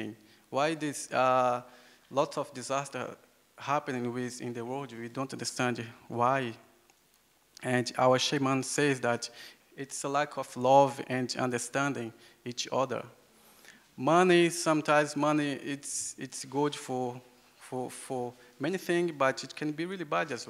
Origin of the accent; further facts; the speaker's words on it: Acre, Brazil; English is a second language; I come from the Yawanawa tribe in the Amazon rainforest